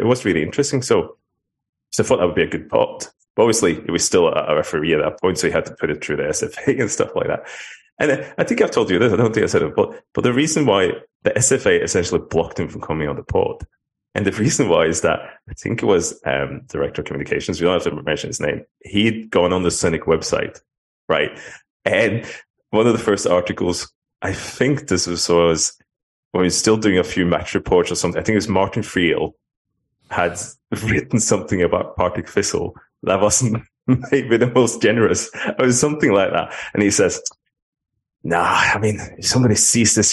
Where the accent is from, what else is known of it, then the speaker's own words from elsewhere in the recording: Norway; now in Scotland, United Kingdom; growing up in Norway, not to go on the big tangent, but when I grew up, like in the 80s